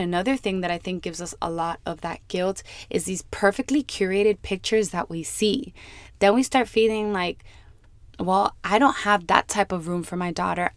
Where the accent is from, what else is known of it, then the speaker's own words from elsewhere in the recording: Miami, Florida, United States; born and raised in Miami